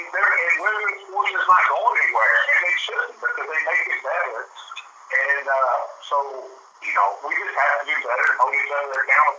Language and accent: English; Owensboro, Kentucky, United States; I'm a kid from Kentucky